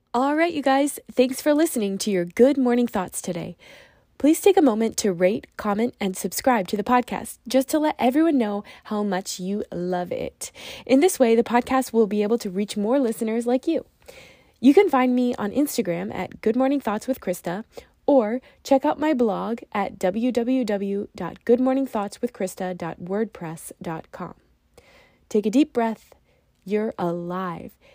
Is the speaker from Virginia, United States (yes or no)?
yes; Virginia, United States; Growing up in Virginia near farmland